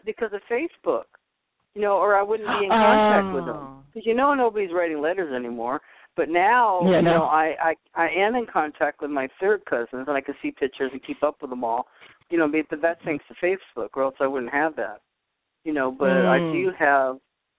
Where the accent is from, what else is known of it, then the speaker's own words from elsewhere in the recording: upstate New York, United States; also born or lived in Boston; now in Los Angeles, United States; we came out here in 65, so what I did, I was born in Boston, but we lived in upstate New York